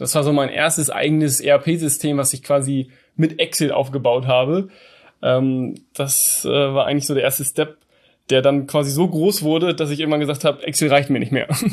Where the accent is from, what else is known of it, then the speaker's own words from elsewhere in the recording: Hamburg, Germany; also born or lived in Canada; Ich komme aus Hamburg, bin 30 Jahre alt, bin auch hier geboren, werde auch immer hier leben.